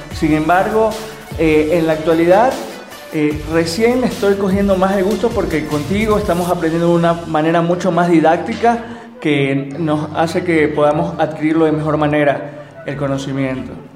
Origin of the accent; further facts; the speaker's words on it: Babahoyo, Los Ríos, Ecuador; moved away as an adult; now in Quito, Ecuador; soy oriundo de Los Ríos, Babahoyo